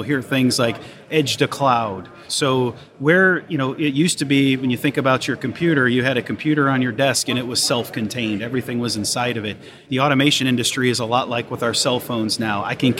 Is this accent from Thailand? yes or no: no; Cleveland, Ohio, United States; now in Houston, United States; So, but I grew up in Cleveland, and then my dad, with his job, we moved all over the place. So I like to say Yankee by birth, Texan by choice.